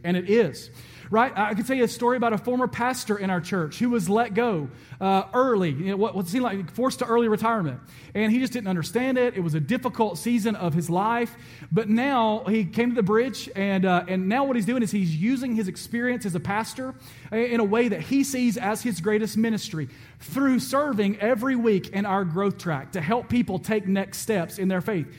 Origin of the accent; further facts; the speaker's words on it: Alabama, United States; I'm from Alabama